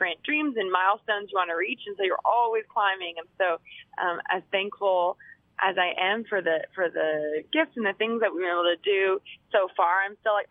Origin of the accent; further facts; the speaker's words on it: Virginia, United States; also born or lived in California; we moved from California to Virginia when I was about 10 years old